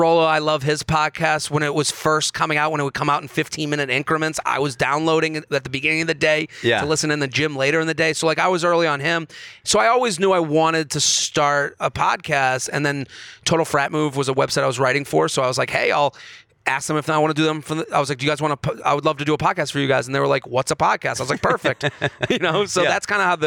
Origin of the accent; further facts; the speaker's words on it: Boston, Massachusetts, United States; growing up in Boston